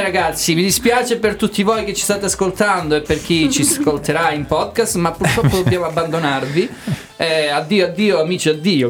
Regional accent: Italy

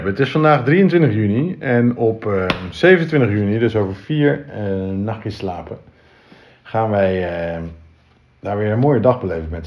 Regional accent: Friesland, Netherlands; also born or lived in Groningen; Ik ben een trotse Fries. Een trotse Fries.

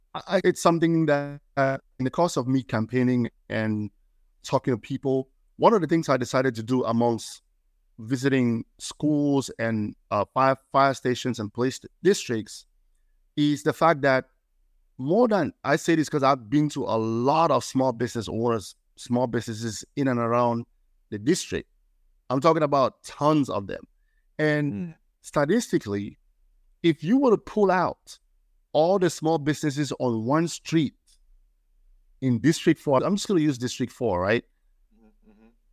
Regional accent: Cameroon; moved away as an adult; now in Maryland, United States; I'm from Cameroon, West Africa

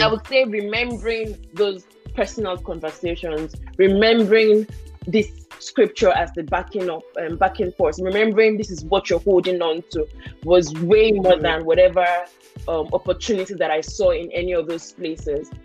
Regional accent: Nigeria; moved away as an adult; also born or lived in Sweden; now in Germany; when I was moving from Nigeria to Sweden

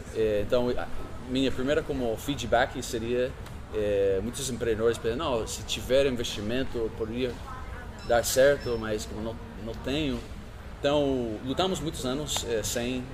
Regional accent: California, United States; Portuguese is a second language; moved away as an adult; also born or lived in Colombia; now in São Paulo, Brazil; eu sou de Califórnia, né? pode ver o sotaque

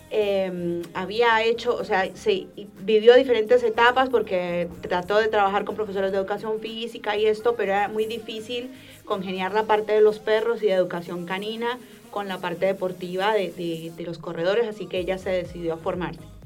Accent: Colombia; moved away as an adult; now in Rosario, Argentina; Yo soy colombiana, pero llevo más de 12 años viviendo acá

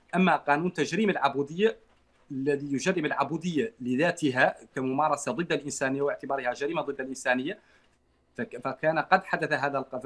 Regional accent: Mauritania; موريتاني الجنسيه من مواليد العام 83

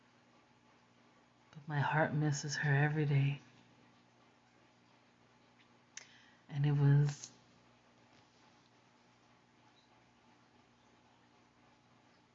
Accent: New Jersey, United States; also born or lived in Puerto Rico; Growing up in Jersey, where New York was literally a subway ride away.

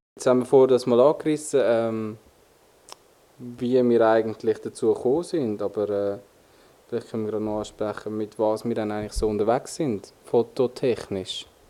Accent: Switzerland; accent: Swiss German; bei uns in der Schweiz

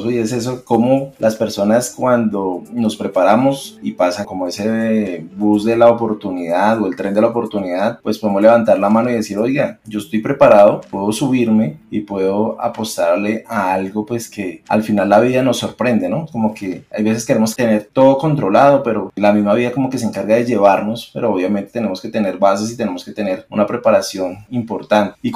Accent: Colombia; de pronto como colombianos o que de pronto tenemos que ser algo en especial para lograr eso

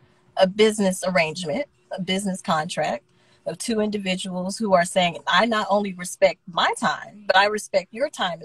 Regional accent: Smyrna, Georgia, United States; also born or lived in Marietta, Georgia / Lithia Springs, Georgia; I'm from Smyrna, Georgia.

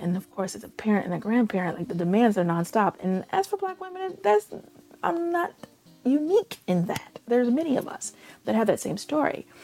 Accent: Chicago, Illinois, United States; I grew up in Chicago streets. I know Chicago streets

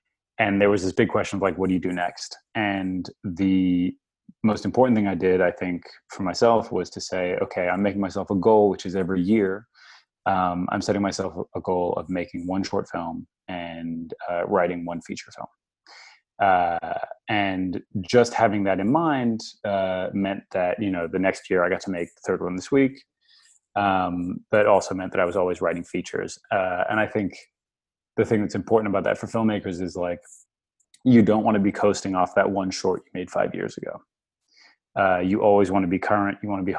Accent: New York, United States; also born or lived in Australia / France; I grew up in a lot of different parts of the world. I was born in Australia. I kind of was, you know, when I was about nine, I moved to New York. I grew up in New York, between New York and France.

